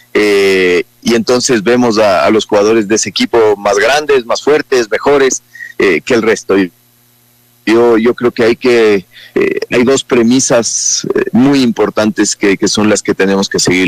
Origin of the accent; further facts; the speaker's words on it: Ecuador; como buenos ecuatorianos